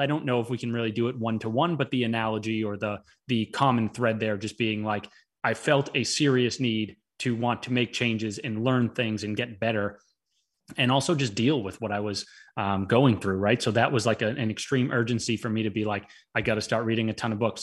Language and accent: English; Boston, Massachusetts, United States; also born or lived in Florida; I am normally from Boston